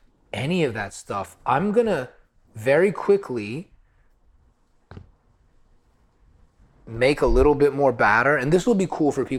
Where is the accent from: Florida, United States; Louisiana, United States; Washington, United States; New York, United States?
Florida, United States; moved away; growing up in Florida was hard because it was so monocultural.